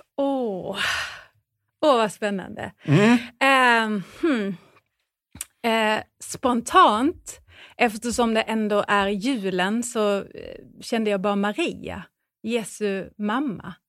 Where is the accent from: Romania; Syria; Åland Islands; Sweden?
Sweden; Säteröd, Skåne; Säteröd. Precis, där har jag bott hela min uppväxt